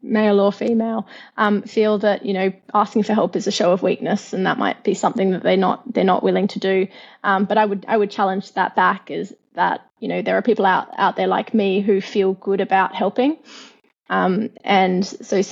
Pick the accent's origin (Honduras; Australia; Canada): Australia; Perth, Western Australia; accent: Australian; moved away as an adult; now in London, United Kingdom; I come from Perth, which is known as the most isolated city in the world